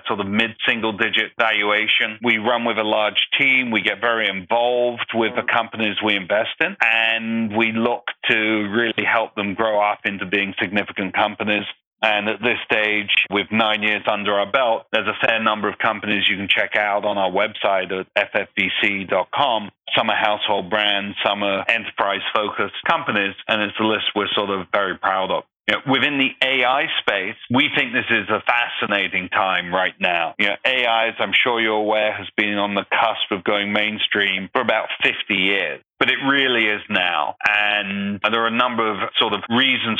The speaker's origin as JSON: {"language": "English", "region": "London", "country": "United Kingdom", "tie": "born or raised there", "also_born_or_lived": "Oxford / New York", "accent": "English", "moved": "as an adult", "lives_now": "United States", "said": "Grew up in London, England"}